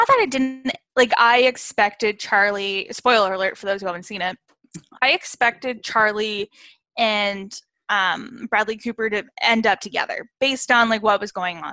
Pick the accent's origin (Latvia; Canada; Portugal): Canada; because I am Canadian, I didn't grow up with, you know, the ABC Family